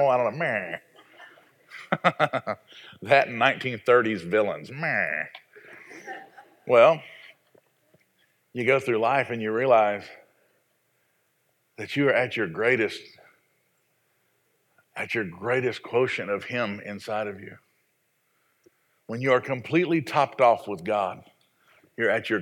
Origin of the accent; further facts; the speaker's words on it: the South, United States; I was raised in the South, and we put gravy on everything